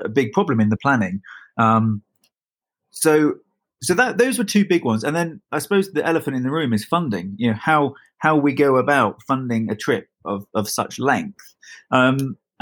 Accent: United Kingdom; being British

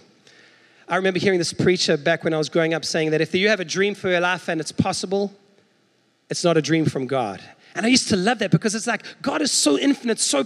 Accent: South Africa; now in United States; as a South African

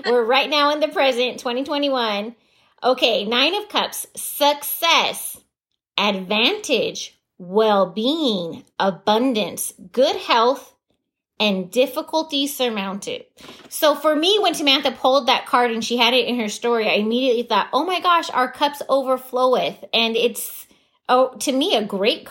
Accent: Southern California, United States; we're from SoCal

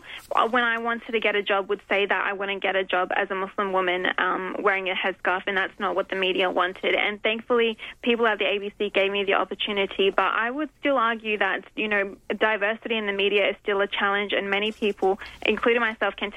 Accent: Adelaide, South Australia, Australia; also born or lived in Riverland; I've grown up living in the city in Adelaide.

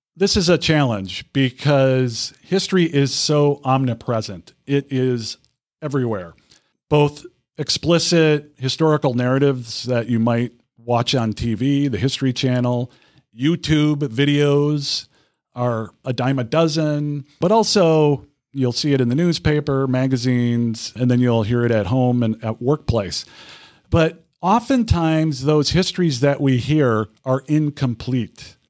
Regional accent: Winona, Minnesota, United States; moved away as an adult; also born or lived in Hartford, Connecticut / Lynchburg, Virginia; now in Rochester, United States; growing up in Winona, Minnesota

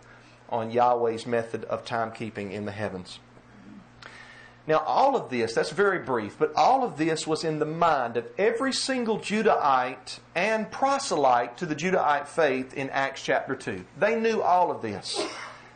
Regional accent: Rockdale County, Georgia, United States; accent: southern drawl; I was raised in Rockdale County. I sound like I was raised in Rockdale County.

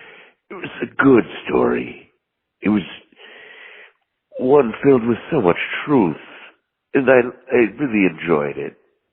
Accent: the north of England, United Kingdom; accent: English; I'm from Northern England. I run a small farm in just south of Ireland, but still in the premises of England.

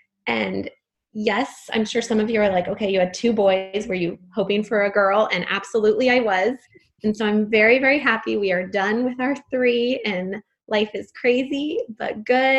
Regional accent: San Francisco, California, United States; also born or lived in Los Angeles; I grew up in San Francisco, actually, and I live here now, but I spent probably, college and all of my 20s living in Los Angeles.

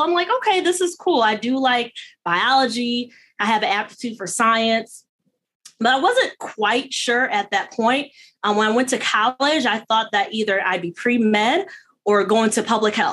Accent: Detroit, Michigan, United States; I'm born and bred in the Metro Detroit area, suburb of Detroit

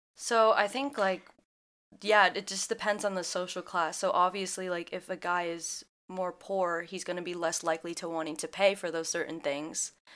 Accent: Midwest, United States; born or raised there

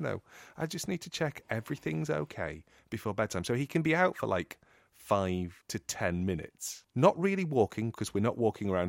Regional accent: England, United Kingdom; I'm English

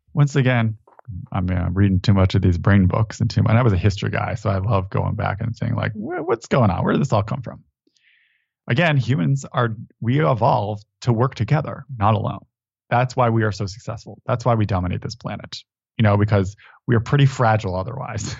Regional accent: Connecticut, United States; I grew up in Connecticut

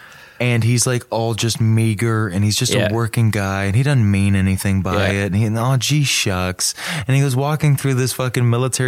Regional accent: the South, United States; I was raised in the South.

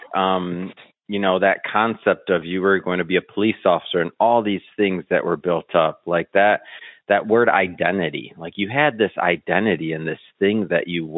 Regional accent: Michigan, United States; growing up in Michigan, my family owns the second or the longest running, bar in Michigan

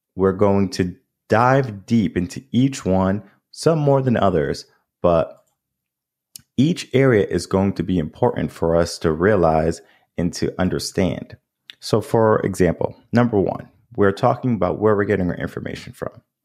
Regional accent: New England, United States; now in Texas, United States; I grew up in New England.

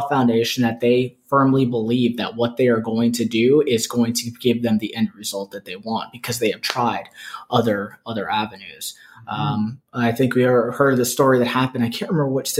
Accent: Poinciana, Florida, United States; also born or lived in Brooklyn, New York; now in Flagler County, United States; I went to high school in Poinciana, Florida.

